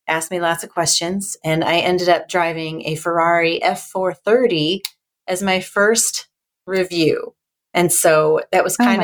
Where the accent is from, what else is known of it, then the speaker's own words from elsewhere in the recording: Northern Indiana, United States; I grew up in Northern Indiana